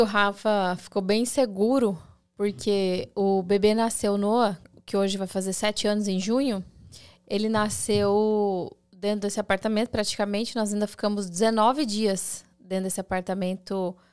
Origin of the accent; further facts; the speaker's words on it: Campo Grande, Mato Grosso do Sul, Brazil; moved away as an adult; now in United States; a gente saiu de Campo Grande, daí vai para São Paulo